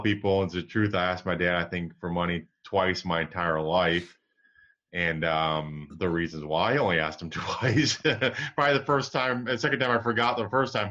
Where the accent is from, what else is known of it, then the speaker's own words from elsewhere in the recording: Michigan, United States; moved away; I grew up in Michigan